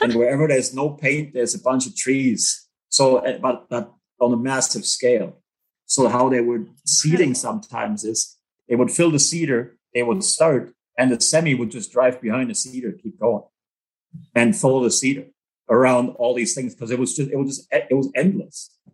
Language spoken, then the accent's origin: English; Germany; English is a second language; moved away as an adult; also born or lived in Manitoba / Australia; now in Canada; born and raised in Germany, um, on a small farm, 10 acres, five cows, couple horses, 10 chicken and a goat.